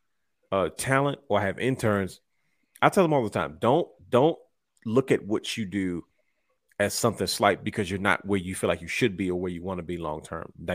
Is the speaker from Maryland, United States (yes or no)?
yes; Baltimore, Maryland, United States; We're from Baltimore